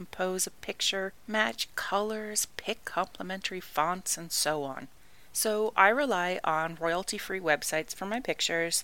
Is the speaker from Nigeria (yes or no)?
no; Canada; I am Canadian